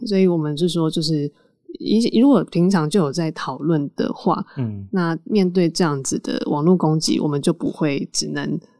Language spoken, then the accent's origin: Chinese; Taiwan; 我从台湾来的